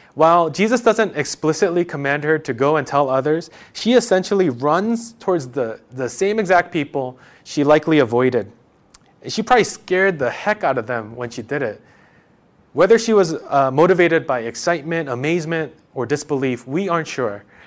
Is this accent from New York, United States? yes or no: yes; New York, United States; I'm from New York